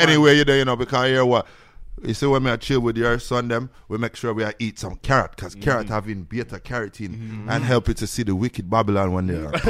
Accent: Jamaica; now in Toronto, Canada; I'm a Jamaican.

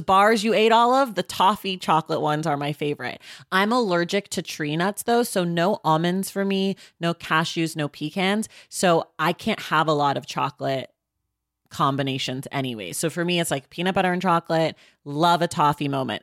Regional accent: California, United States; I'm a California native

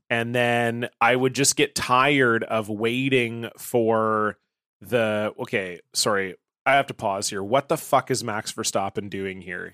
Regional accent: Ontario, Canada; now in British Columbia, Canada; I grew up in Ontario

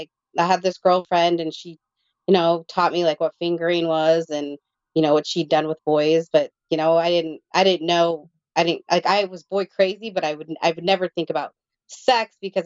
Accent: India; So I'm one of 20 siblings. We're all adopted from all over the world. And I'm from India.

